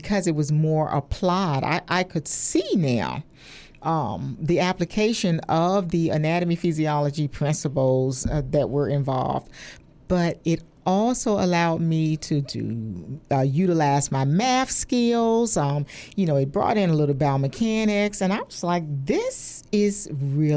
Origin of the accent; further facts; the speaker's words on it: Richmond, Virginia, United States; also born or lived in Indiana / Philadelphia, Pennsylvania; I was born and raised in Richmond, Virginia